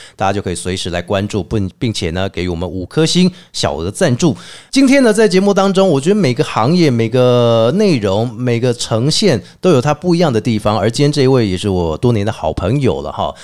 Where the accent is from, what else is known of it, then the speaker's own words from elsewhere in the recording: Taiwan; 我们台湾人有一个观念，就是祖先永远比我们大